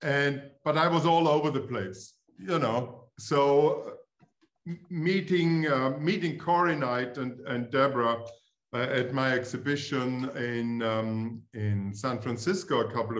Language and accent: English; Styria, Austria; English is a second language; moved away as an adult; also born or lived in Vienna; now in United States; I'm from Austria. I'm actually from the same province than Arnold